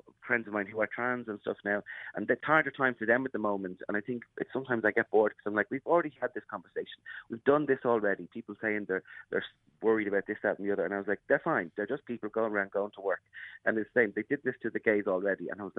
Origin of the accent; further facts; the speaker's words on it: Ireland; Yeah, I mean, it's tricky. I mean, I was born in 1988, and then kind of, so when I was a teenager, things were starting to change a little bit.